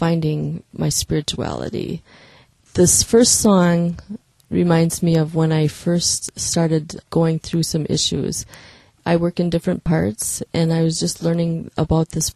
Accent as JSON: {"language": "English", "town": "Fall Creek", "region": "Wisconsin", "country": "United States", "tie": "born or raised there", "also_born_or_lived": "Green Bay / Milwaukee", "said": "All my life I've been in Fall Creek"}